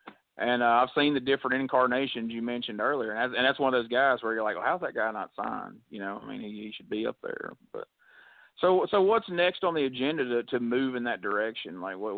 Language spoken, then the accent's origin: English; the South, United States; we grew up in the South.